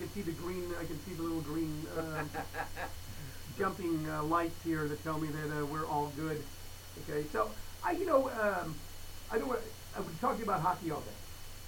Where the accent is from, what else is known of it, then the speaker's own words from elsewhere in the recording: St. Louis, Missouri, United States; now in Scottsdale, United States; I grew up in St. Louis, Missouri